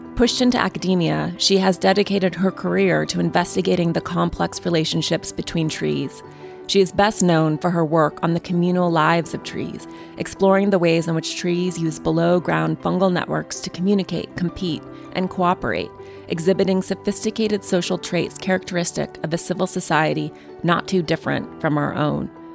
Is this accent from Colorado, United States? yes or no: no; Montana, United States; I'm from Montana